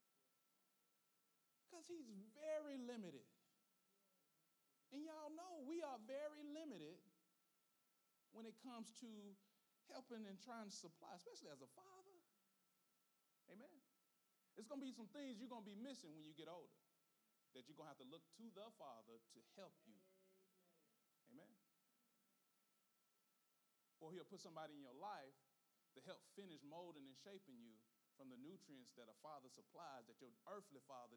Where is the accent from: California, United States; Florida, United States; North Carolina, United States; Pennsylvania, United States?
North Carolina, United States; Gaston; I'm from Gaston